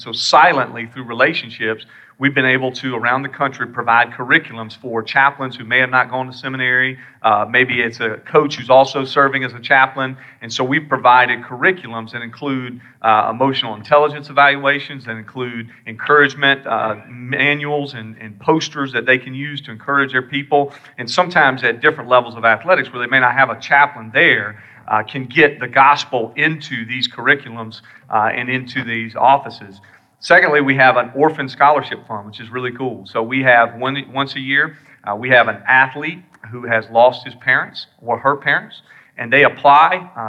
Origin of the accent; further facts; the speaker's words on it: South Carolina, United States; You can't tell by my accent that I'm from here.